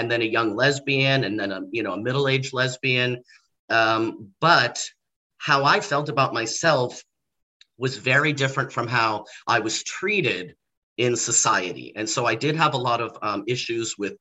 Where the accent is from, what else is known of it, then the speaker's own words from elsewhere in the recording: Torrance, California, United States; moved away as an adult; also born or lived in Redondo Beach, California; now in Orlando, United States; I was raised in Los Angeles, California. I grew up in a neighborhood called Torrance